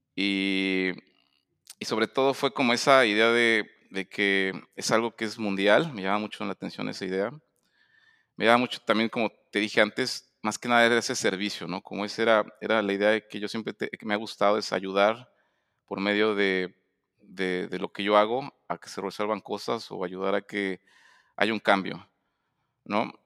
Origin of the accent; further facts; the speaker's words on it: Puebla, Mexico; also born or lived in Mexico City; yo nací en, la Ciudad de México, y, pero realmente crecí en Puebla